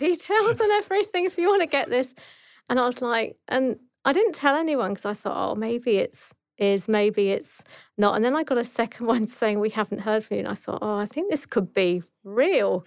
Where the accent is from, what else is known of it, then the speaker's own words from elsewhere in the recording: Dorset, South West England, United Kingdom; moved away as an adult; now in Australia; I'm actually from, um, Dorset in the south coast of England